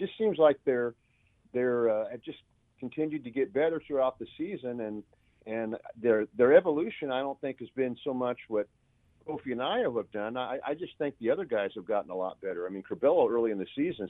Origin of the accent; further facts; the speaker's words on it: Illinois, United States; now in Indiana, United States; I grew up in Illinois